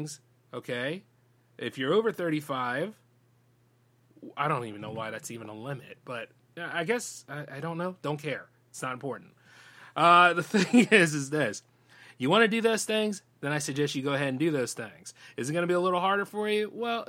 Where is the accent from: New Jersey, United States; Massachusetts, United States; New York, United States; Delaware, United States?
Delaware, United States; my home state